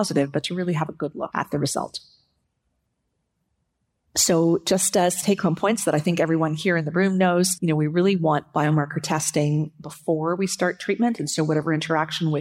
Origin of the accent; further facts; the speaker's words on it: Canada; as a Canadian